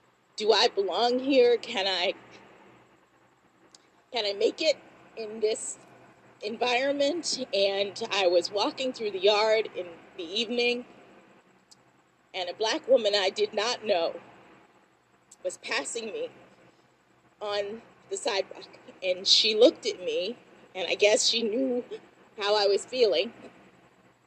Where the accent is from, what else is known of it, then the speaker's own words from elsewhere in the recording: Miami, Florida, United States; I'm from Miami, Florida